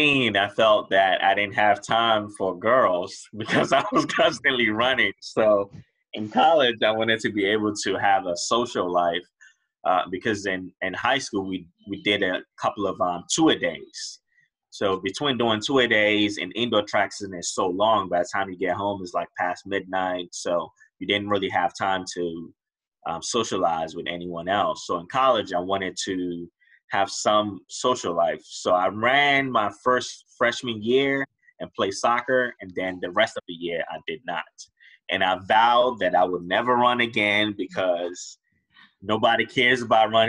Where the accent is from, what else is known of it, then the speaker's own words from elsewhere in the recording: Riverdale, Maryland, United States; I grew up in Riverdale, Maryland.